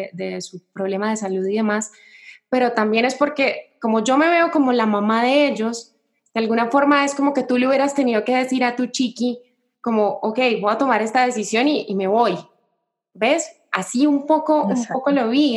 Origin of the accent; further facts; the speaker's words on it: Cali, Valle del Cauca, Colombia; moved away as an adult; now in Mexico; yo soy de Colombia, de una ciudad que se llama Cali